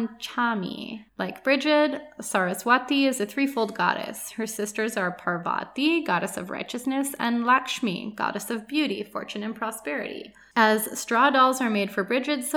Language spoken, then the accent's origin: English; Canada; I'm from Canada